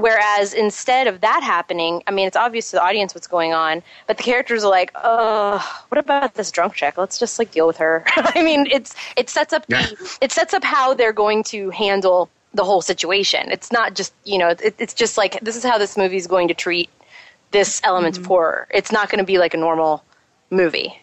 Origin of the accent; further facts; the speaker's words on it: Texas, United States; we're from Texas too